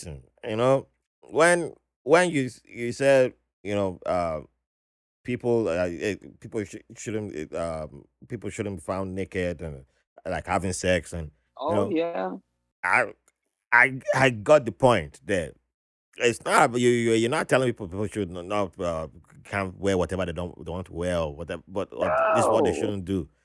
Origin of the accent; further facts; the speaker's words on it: Benin City, Edo, Nigeria; I grew up in Benin City